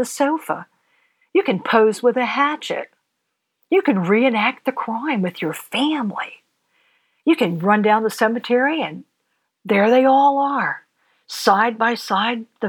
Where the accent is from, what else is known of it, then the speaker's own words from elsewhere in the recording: Maryland, United States; Growing up in Maryland